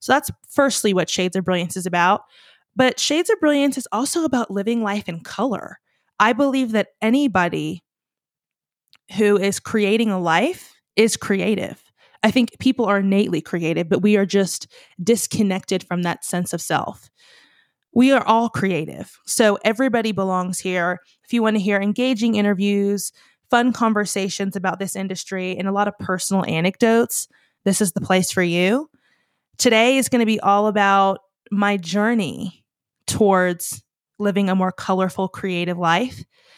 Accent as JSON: {"language": "English", "region": "Virginia", "country": "United States", "said": "If you're new here, I'm from Virginia originally."}